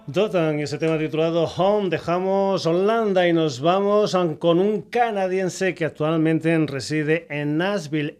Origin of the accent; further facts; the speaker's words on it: Badajoz, Extremadura, Spain; una gente de mi tierra